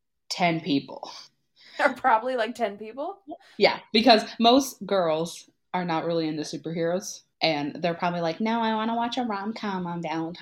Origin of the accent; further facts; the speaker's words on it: Canada; I, as a Canadian